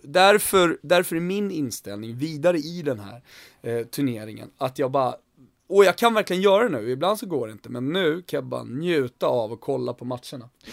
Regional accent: Sweden; vi är 10 miljoner svenskar

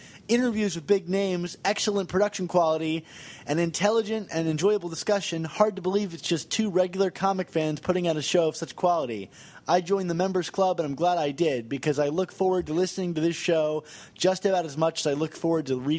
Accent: Annapolis, Maryland, United States; my hometown of Annapolis

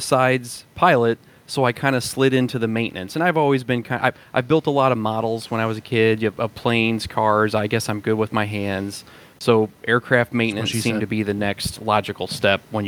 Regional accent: St. Louis, Missouri, United States; I grew up in St. Louis

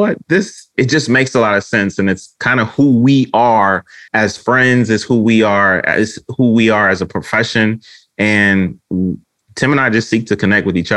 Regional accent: Detroit, Michigan, United States; I'm so Detroit. I'm so from the D

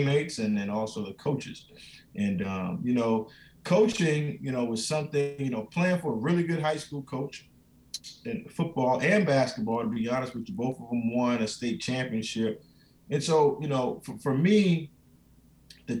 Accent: Moncks Corner, South Carolina, United States; moved away; Monk's Corner, South Carolina, small town, in South Carolina

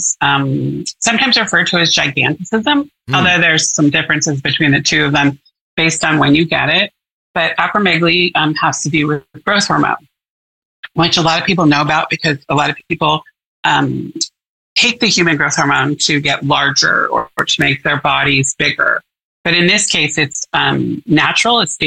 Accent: Portland, Oregon, United States; I was born and raised in Portland, Oregon, and I've been here all my life

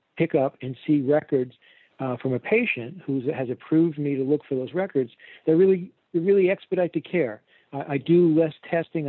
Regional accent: New York, New Jersey, Northeast, United States; moved away as an adult; now in Fort Myers, United States; I was originally from the Northeast, New York, New Jersey

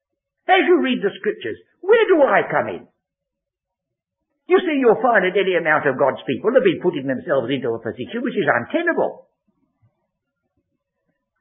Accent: England, United Kingdom; I'm English. My ancestors, as far as I go back, came from Exeter.

